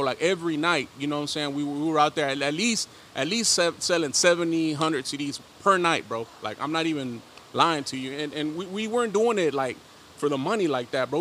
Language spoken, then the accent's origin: English; Dallas, Texas, United States; also born or lived in León, Guanajuato, Mexico; now in Houston, United States; I was raised in the hood, West Dallas, Oak Cliff, Texas